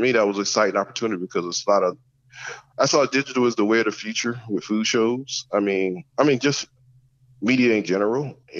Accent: the South, United States; And being a Southerner, I think I was raised in the South. I wasn't raised in the North.

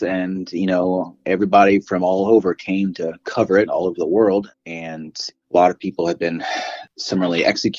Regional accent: the Ozarks in Arkansas, United States; I grew up in the Ozarks in Arkansas.

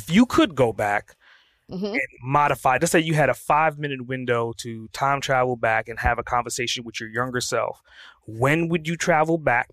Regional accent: New York City, New York, United States; I grew up in Brooklyn.

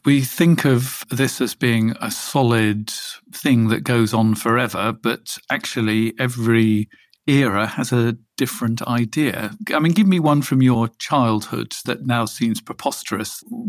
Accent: England, United Kingdom; That's the terrible thing about being English. You're sort of permanently embarrassed.

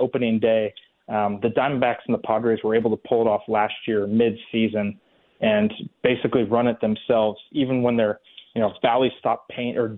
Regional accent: California, United States; moved away; when I was growing up in California

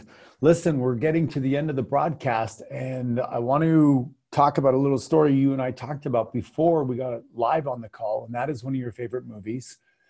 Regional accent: Canada; I grew up in Canada.

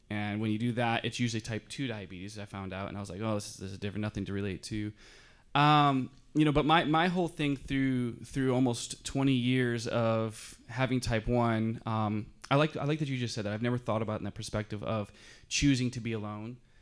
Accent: Michigan, United States; now in Southern California, United States; I'm from Michigan, so I'm kind of a country boy a little bit, too

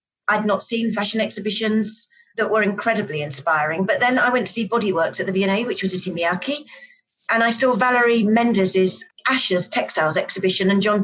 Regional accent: Brighton, South East England, United Kingdom; I grew up in Brighton on the south coast of England

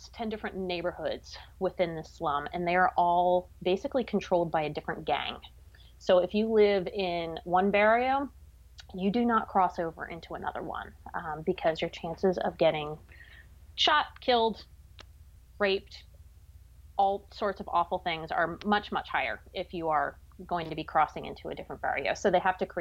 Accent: Pennsylvania, United States; I grew up in Pennsylvania.

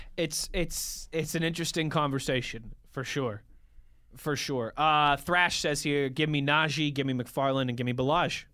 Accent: Pittsburgh, Pennsylvania, United States; born or raised there

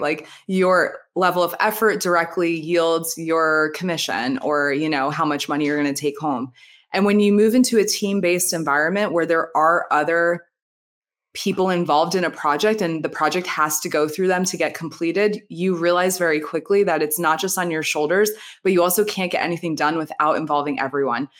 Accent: New Jersey, United States; now in Florida, United States; I'm from Jersey, outside New York, I now live in Florida

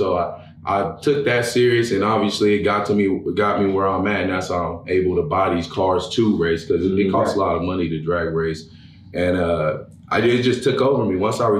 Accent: Los Angeles, California, United States; I grew up in Los Angeles, California. Then I moved to Pomona

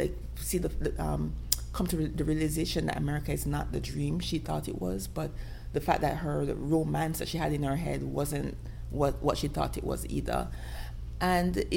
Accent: Jamaica; as a Jamaican, as a dark-skinned black girl in the Caribbean

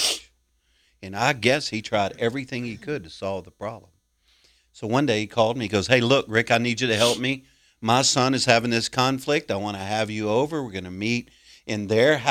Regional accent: Cajun, Louisiana, United States; being a Cajun

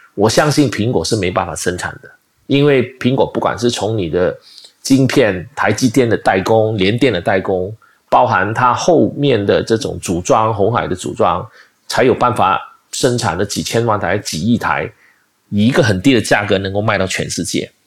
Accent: Malaysia; 我马来西亚人

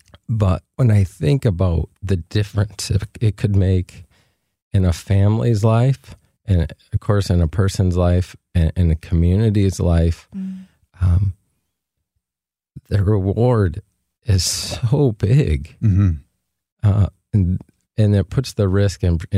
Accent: Flint, Michigan, United States; Near Flint, Michigan.

